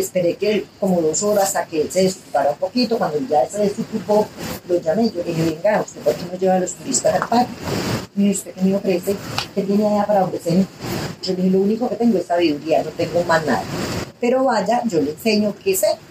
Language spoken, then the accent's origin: Spanish; Pijao, Quindío, Colombia; Yo nací en Pijao y me crié aquí en Pijao